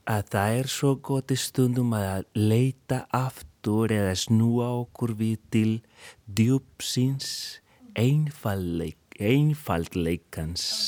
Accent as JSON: {"language": "Icelandic", "country": "Colombia", "second_language": "Icelandic", "moved": "as an adult", "lives_now": "Iceland", "said": "ég er upprunalega frá Kolumbíu en ég er í dag kolumbískur íslendingur. Ég er búinn að vera hér í 16 ár"}